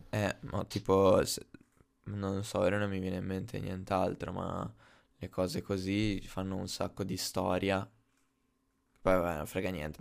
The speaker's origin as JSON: {"language": "Italian", "town": "Sarzana", "region": "Liguria", "country": "Italy", "moved": "as an adult", "lives_now": "Bologna, Italy", "said": "sono di Sarzana"}